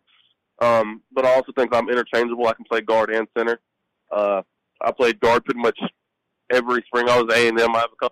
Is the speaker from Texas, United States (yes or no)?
yes; Lufkin, Texas, United States; I was just back in my hometown of Lufkin, Texas